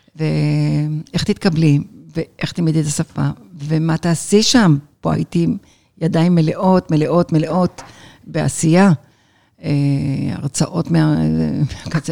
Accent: Jerusalem, Jerusalem District, Israel; moved away as an adult; also born or lived in Lod; now in Los Angeles, United States; אני ירושלמית, בת ירושלמית, בת בת בת ירושלמית הרבה דורות.

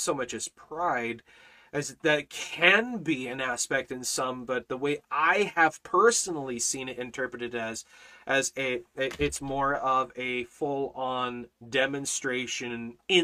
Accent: Canada; now in China; I'm Canadian, okay? I'm a crazy Canuck

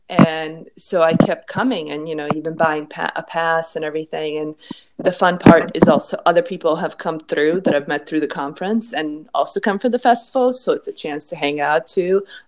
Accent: Boston, Massachusetts, United States; also born or lived in New York City / Philadelphia; growing up in Boston and NYC and Philly

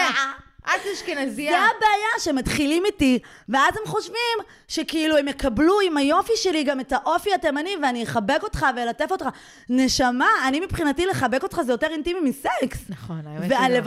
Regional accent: Iran; אנחנו מאיראן, אנחנו לא פרסים.

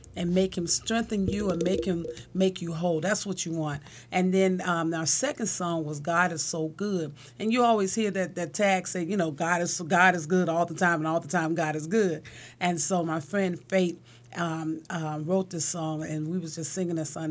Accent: Chicago, Illinois, United States; moved away as an adult; also born or lived in Philadelphia / California; I'm born and raised in Shot Town and never thought I'd leave Chicago

